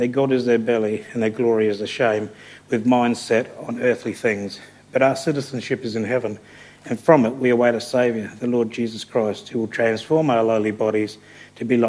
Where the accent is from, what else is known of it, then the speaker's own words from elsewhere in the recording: England, United Kingdom; now in Australia; I'm not an Australian citizen, I'm a POM. I've got an English passport and I have a visa that says I can return to Australia